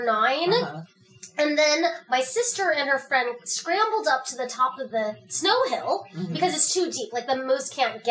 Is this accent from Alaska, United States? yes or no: yes; Fairbanks, Alaska, United States; I grew up in Aurora subdivision, so it's right by Creamer's Field